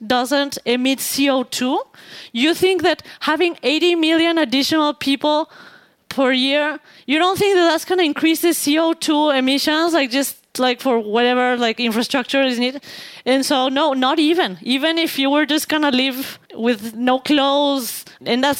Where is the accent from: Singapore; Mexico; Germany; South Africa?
Mexico; because I am from Mexico